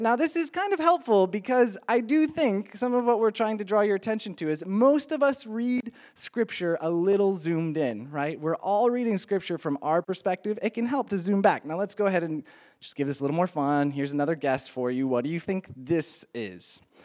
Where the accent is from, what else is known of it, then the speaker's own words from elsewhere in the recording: Midwest, United States; moved away; I am from the Midwest